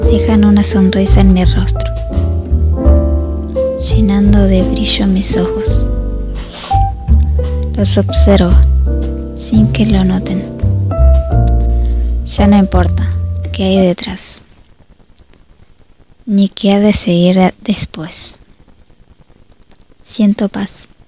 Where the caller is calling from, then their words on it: Paraguay; de Paraguay.